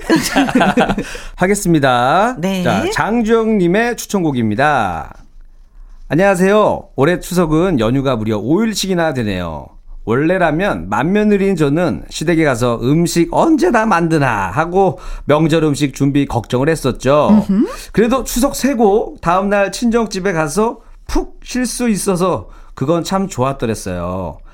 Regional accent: Seoul, South Korea; born or raised there

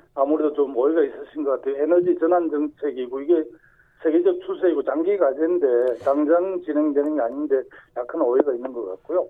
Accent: Sacheon, South Gyeongsang, South Korea; 제 고향인 그 경남 사천 하동남에도

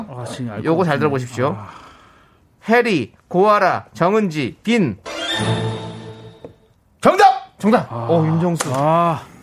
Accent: Incheon, South Korea; 저 남창이랑 같은 고향 인천 출신이고요.

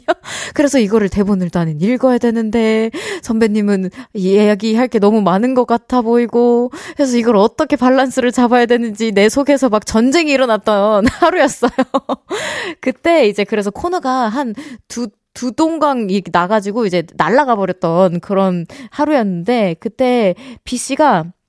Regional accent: United States; moved away; 미국에서 어린 시절 같이 이제 세월을 보냈던 가족분들은

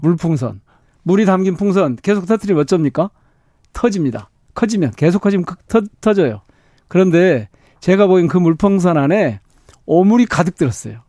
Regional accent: Gwangju, South Korea; 제가 광주 출신이고 광주 지역구고

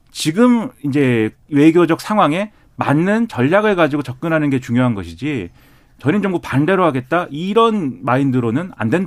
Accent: South Korea; 제가 한국 사람으로 볼 때는

